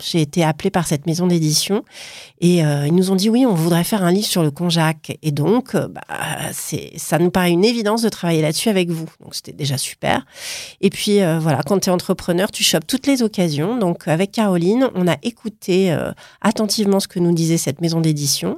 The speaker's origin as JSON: {"language": "French", "town": "Paris", "region": "Île-de-France", "country": "France", "also_born_or_lived": "Milan", "said": "Je suis parisienne, mais aujourd'hui, je partage mon temps entre Paris, Milan et puis le sud de la France"}